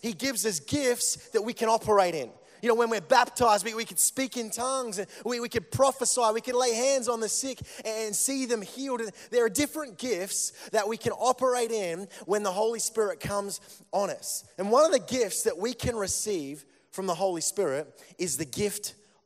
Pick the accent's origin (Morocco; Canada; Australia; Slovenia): Australia; Melbourne, Victoria; I come from Melbourne